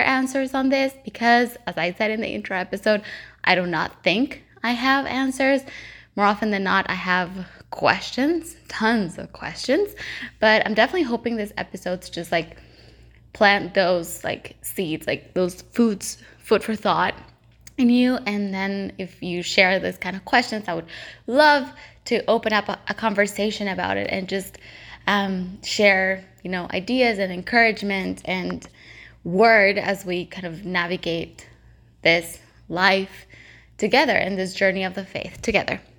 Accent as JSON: {"language": "English", "country": "El Salvador", "moved": "as an adult", "lives_now": "Vancouver, Canada", "said": "I'm originally from El Salvador, but I've been here for the past seven and a half years"}